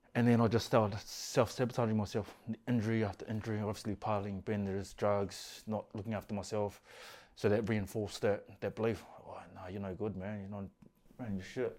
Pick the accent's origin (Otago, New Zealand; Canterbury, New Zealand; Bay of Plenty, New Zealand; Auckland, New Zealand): Auckland, New Zealand; Grew up in East Auckland, Glenlinnas